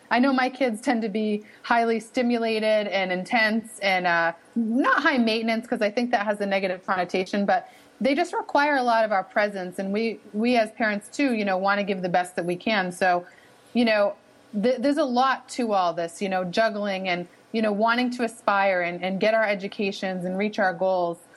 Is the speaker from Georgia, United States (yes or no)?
no; Boston, Massachusetts, United States; accent: Boston (wicked); you can pick up on my wicked accent